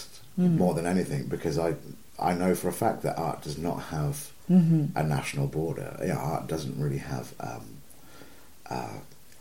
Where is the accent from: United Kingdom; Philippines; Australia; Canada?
United Kingdom; Southampton, South East England; I'm from Southampton.